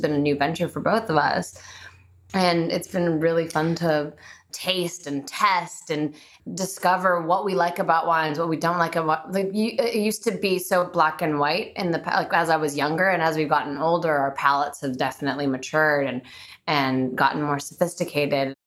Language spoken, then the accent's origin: English; Bulgaria; moved away; I'm Bulgarian. I was born in Bulgaria, so I have a very European mentality.